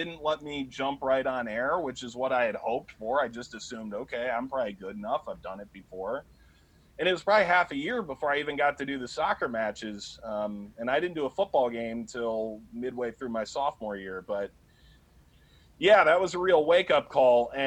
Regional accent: Cleveland, Ohio, United States; moved away as an adult; also born or lived in New York; I grew up in Cleveland

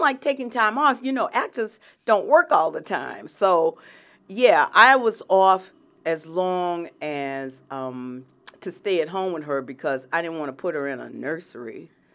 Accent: Atlanta, Georgia, United States; I grew up in Atlanta, Georgia, and that is real Atlanta

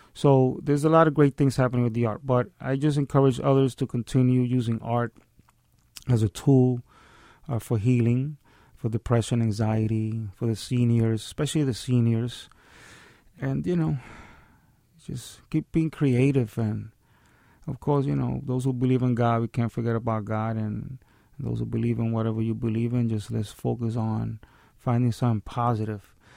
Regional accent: New York City, New York, United States; born and raised in the South Bronx. I'm a Hunts Point baby

